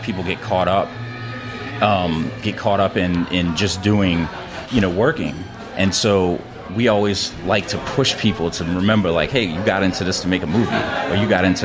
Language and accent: English; New Orleans, Louisiana, United States; I'm from New Orleans. I'm born and raised in New Orleans.